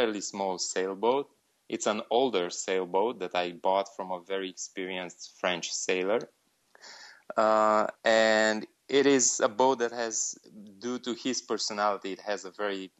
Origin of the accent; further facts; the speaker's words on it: Romania; also born or lived in Bucharest; I'm from Romania. I live in Bucharest